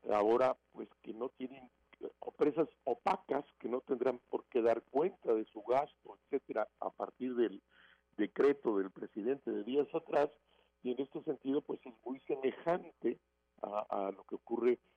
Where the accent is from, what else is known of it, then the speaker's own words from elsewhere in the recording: Mexico; como mexicanos viendo estas cosas que no habían ocurrido en el país por lo menos en los últimos